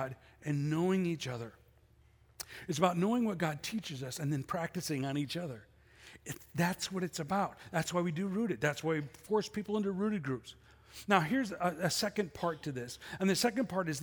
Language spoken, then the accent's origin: English; Chicago, Illinois, United States; I grew up in Chicago.